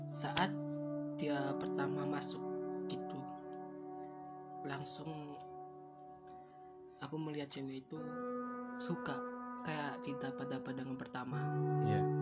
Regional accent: Malang, East Java, Indonesia; Asalnya dari Malang.

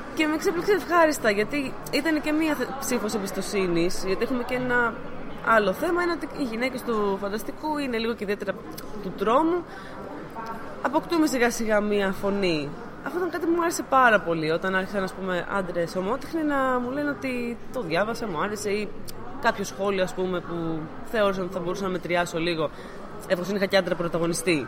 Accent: Athens, Attica, Greece; Εγώ προσωπικά είμαι από Αθήνα

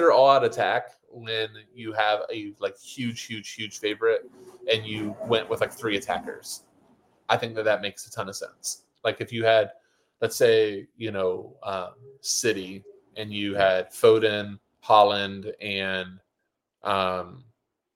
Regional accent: United States; we're American

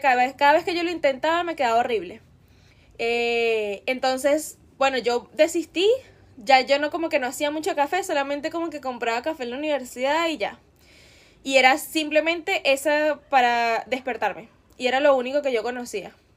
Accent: Venezuela; escuchábamos mucho en Venezuela en esa época

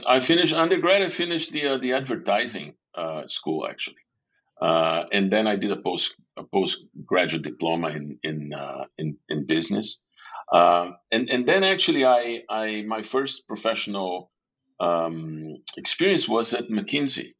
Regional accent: São Paulo, Brazil; I was born and raised in in São Paulo, in, Brazil

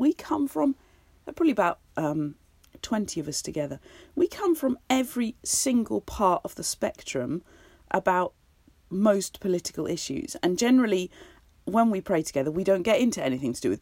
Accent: United Kingdom; we're all British

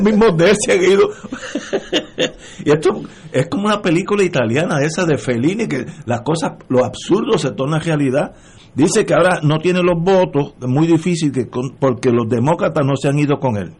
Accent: Puerto Rico; como puertorriqueño

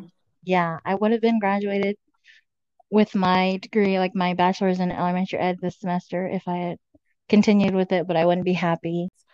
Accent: United States; also born or lived in Kosrae, Micronesia; I was born here in America, so I've been here my whole life

